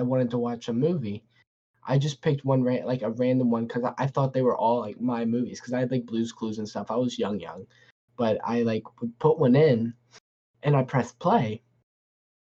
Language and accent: English; Newport News, Virginia, United States; I grew up in Newport News, so we had different school systems